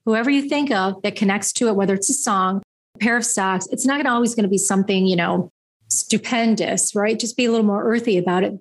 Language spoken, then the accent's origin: English; Niagara Falls, New York, United States; now in Buffalo, United States; I was born in Niagara Falls, New York, the American side